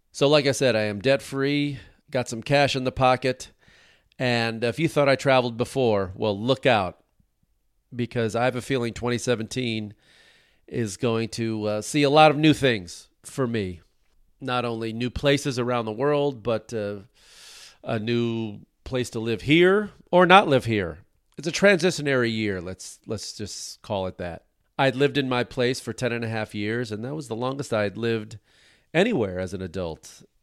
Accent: United States; as an American who likes to travel around the world

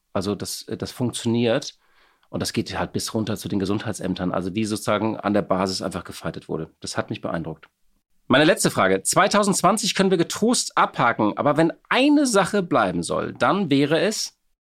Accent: Hamburg, Germany; als Hamburger natürlich äh, viel in der Schanze, natürlich auf dem Kiez

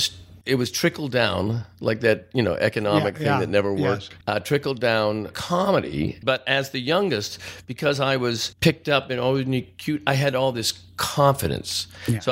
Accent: Canada; moved away

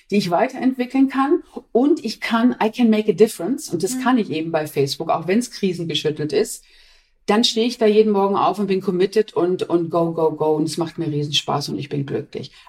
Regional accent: Essen, North Rhine-Westphalia, Germany; Und ich bin in Essen geboren, ich komme aus dem Ruhrpott.

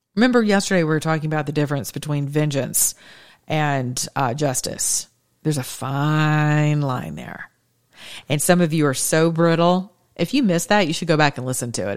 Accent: the South, United States; I'm from the South

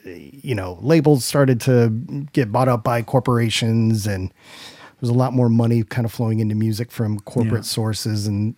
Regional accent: Tampa, Florida, United States; moved away; also born or lived in New York; The closest I can get him is Tampa. Happens to be my hometown.

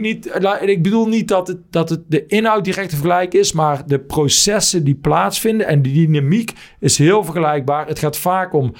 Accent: Netherlands; ook bij mezelf als Nederlander

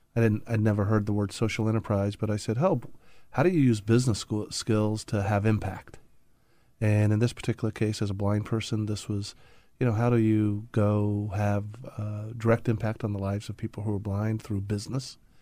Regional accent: Indianapolis, Indiana, United States; I grew up in the Midwest in Indianapolis

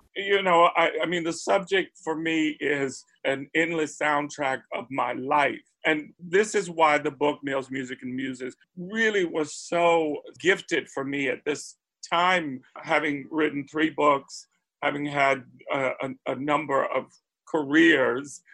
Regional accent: Spartanburg, South Carolina, United States; I grew up in Spartanburg, South Carolina, already a transplant from the family's foundational birthplace, which was Charleston

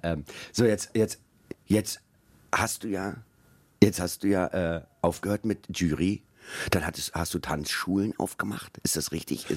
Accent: Berlin, Germany; Ich komme so. aus West-Berlin

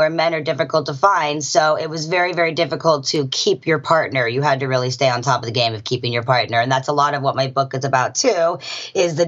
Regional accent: California, United States; also born or lived in Johannesburg, South Africa; Born in South Africa, raised in California

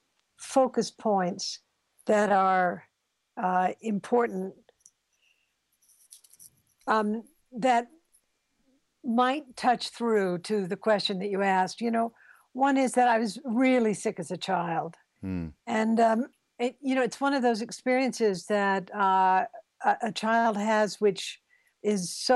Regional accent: the South, United States; I was brought up in the South, which was a very racist world

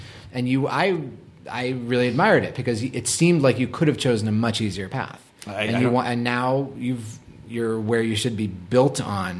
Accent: Boston, Massachusetts, United States

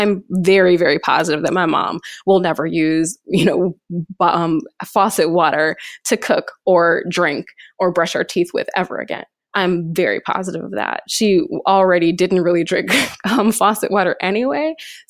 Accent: Flint, Michigan, United States; So I am born and raised in Flint, Michigan. My mom still lives in the house that I grew up in.

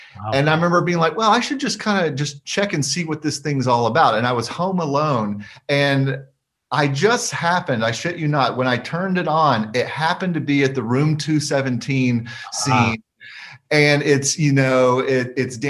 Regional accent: Alabama, United States; moved away as an adult; also born or lived in Oak Ridge, Tennessee; I spent the majority of my life up until 2011 living in Alabama. And so that was really my upbringing was there

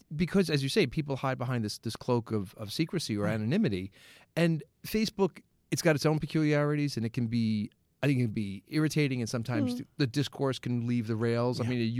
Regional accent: New York, United States

